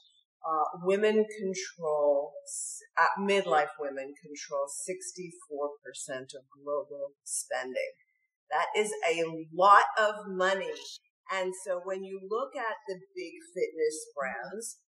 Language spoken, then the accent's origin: English; New York, United States; when I was growing up in New York